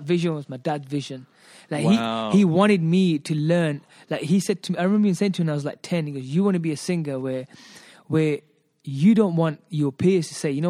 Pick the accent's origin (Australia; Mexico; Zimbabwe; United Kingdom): United Kingdom; England; because obviously I'm born and brought up in England.